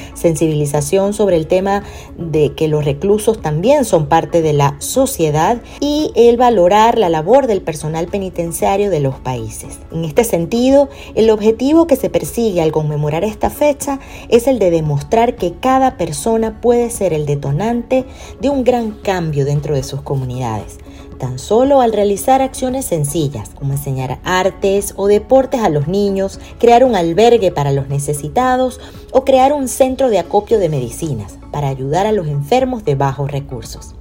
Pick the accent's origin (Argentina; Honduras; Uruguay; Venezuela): Venezuela